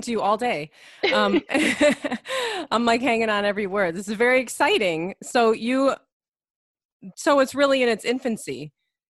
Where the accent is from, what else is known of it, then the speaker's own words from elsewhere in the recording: United States; growing up in America as a white person going to public schools